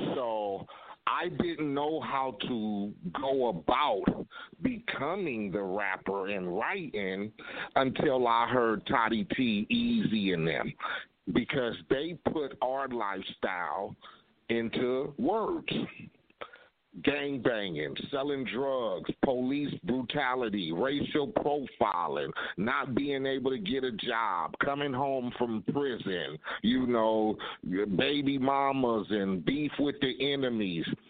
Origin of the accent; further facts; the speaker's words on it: Compton, California, United States; I grew up in Compton